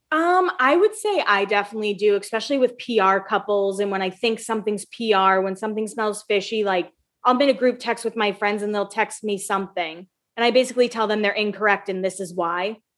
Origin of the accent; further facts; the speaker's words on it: Massachusetts, United States; I'm from Massachusetts